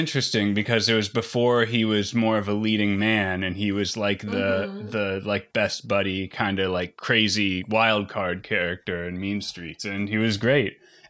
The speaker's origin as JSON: {"language": "English", "town": "Washington", "region": "District of Columbia", "country": "United States", "tie": "born or raised there", "also_born_or_lived": "Maryland", "said": "I grew up around DC. I'm in Maryland."}